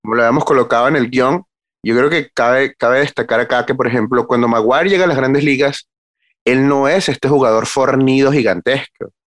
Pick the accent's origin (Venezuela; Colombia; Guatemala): Venezuela; como venezolano